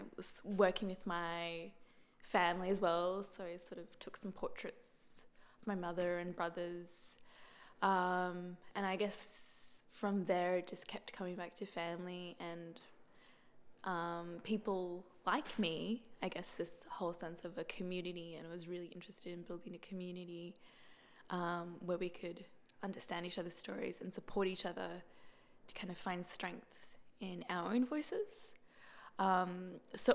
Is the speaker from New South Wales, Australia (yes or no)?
no; Brisbane, Queensland, Australia; I'm from Brisbane. Like, I was born, I grew up, and I live in Brisbane.